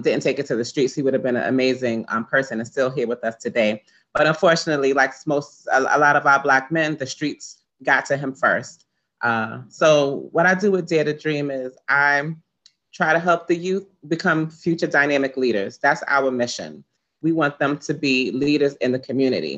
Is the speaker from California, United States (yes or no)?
no; New York City, New York, United States; I grew up in East Flatbush